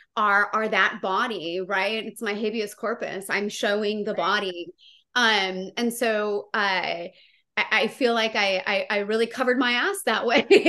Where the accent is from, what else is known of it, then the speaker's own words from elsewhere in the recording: Santa Maria, California, United States; my hometown